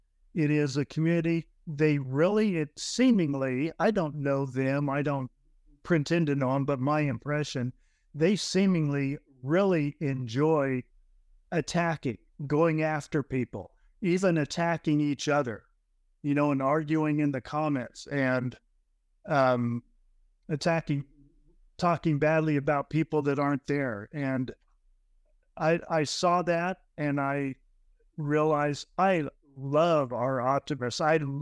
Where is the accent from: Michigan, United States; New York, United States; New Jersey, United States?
New Jersey, United States; I grew up Methodist in New Jersey and went to Catholic high school.